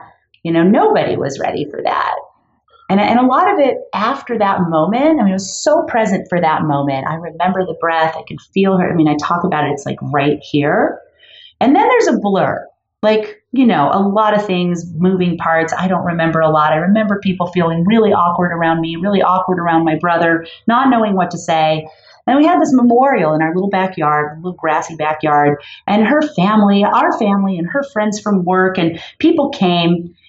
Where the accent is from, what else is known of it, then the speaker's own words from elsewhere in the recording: Los Angeles, California, United States; I grew up in Los Angeles in Canoga Park, you know, just a little like a modest area.